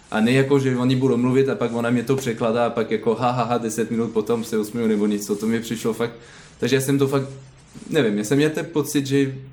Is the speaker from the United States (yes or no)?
no; Caen, Normandy, France; Czech is a second language; now in Plzeň, Czech Republic; A pak nemluvím česky, jsem francouz a, a tak dám prostě, no. {S1} Odkud ve Francii pocházíte? {S2} Z Kán.